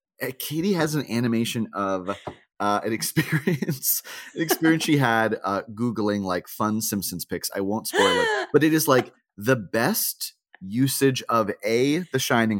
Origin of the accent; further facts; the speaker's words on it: Boca Raton, Florida, United States; born there; I'm not, but I was born in Boca Raton and virtually all of my friends were Jewish growing up.